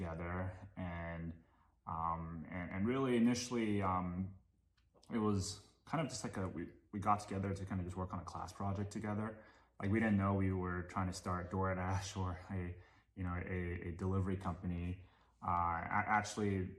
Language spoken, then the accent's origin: English; Hong Kong; moved away as an adult; also born or lived in Japan; now in United States; my family moved to Hong Kong when I was 2 years old, and that's actually where that was actually the city I grew up